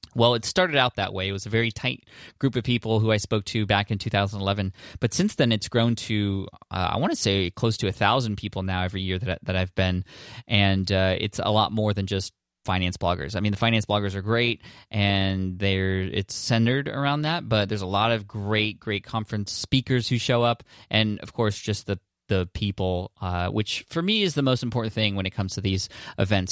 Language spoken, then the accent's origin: English; San Diego, California, United States; my hometown in San Diego